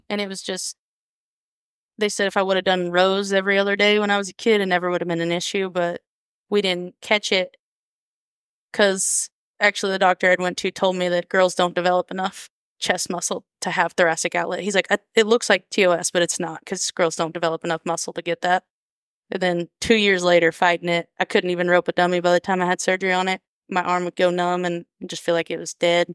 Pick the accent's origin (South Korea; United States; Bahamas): United States; Woodward, Oklahoma; also born or lived in Harmon, Oklahoma; now in Alva, United States; I grew up Northwestern, Oklahoma. We never left there, um, from Harmon